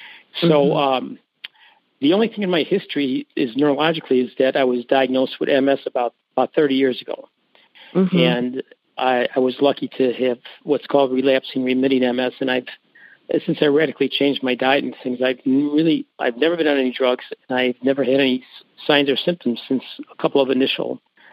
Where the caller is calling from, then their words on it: Villa Park, Illinois, United States; I'm calling from Villa Park, Illinois, which is right outside of the Chicago area.